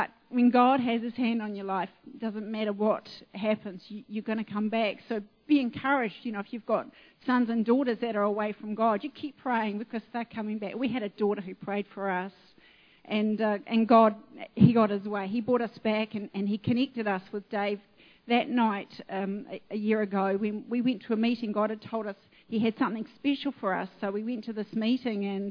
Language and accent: English; Auckland, New Zealand; moved away; I'm a housewife from Auckland